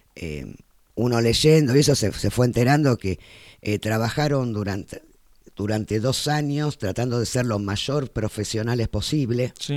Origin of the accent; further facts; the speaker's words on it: Argentina; como argentinos